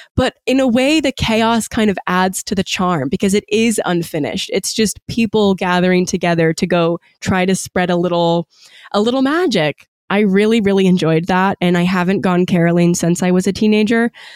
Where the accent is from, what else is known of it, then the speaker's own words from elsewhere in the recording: Gloucester, Virginia, United States; now in Washington, D.C., United States; I'm from Gloucester